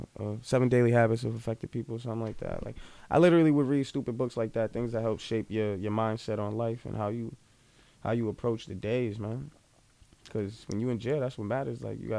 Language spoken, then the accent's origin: English; Boston, Massachusetts, United States; also born or lived in Wareham, Massachusetts; Yeah, I'm from Dorchester. Where? Like, where? I'm off Bowdoin Street. I grew up on Bellevue.